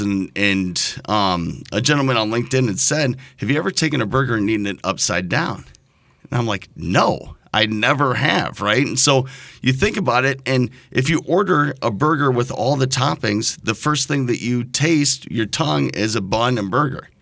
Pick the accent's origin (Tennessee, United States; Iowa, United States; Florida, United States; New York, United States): Iowa, United States; Cedar Rapids; I'm born and raised in Cedar Rapids